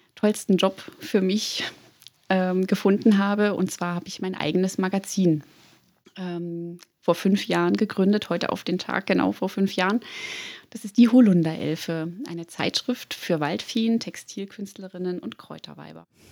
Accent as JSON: {"language": "German", "region": "Thuringia", "country": "Germany", "tie": "born or raised there", "moved": "yes", "lives_now": "Munich, Germany", "said": "Ich bin gebürtige Thüringerin und lebe in München"}